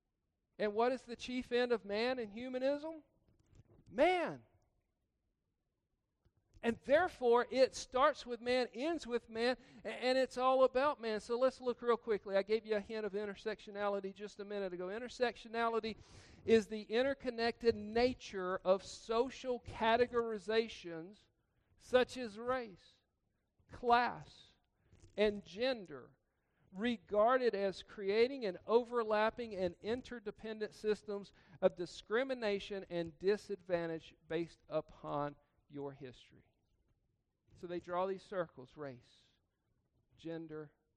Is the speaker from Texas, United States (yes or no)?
no; Georgia, United States; I grew up in Georgia.